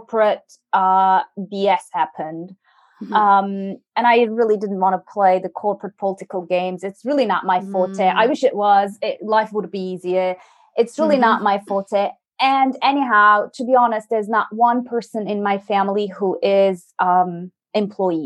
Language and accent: English; Turkey; moved away as an adult; also born or lived in France; now in United Kingdom; I'm originally from Turkey, and I moved to France when I was 19, studied there